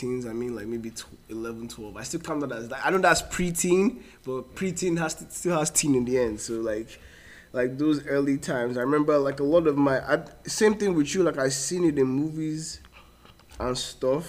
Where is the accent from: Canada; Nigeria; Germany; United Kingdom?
Nigeria; Port Harcourt, Rivers State; moved away; most of my life and was in Port Harcourt.